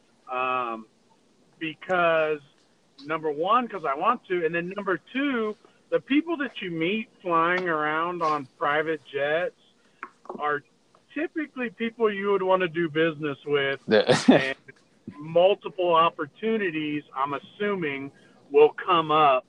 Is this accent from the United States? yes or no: yes; San Antonio, Texas, United States; I grew up in in San Antonio, Texas